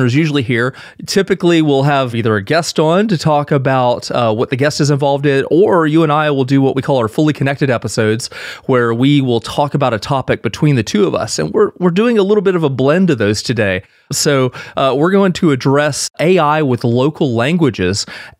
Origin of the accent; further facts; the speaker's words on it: Georgia, United States; I'm from Georgia. I'm a southern boy used to warm weather.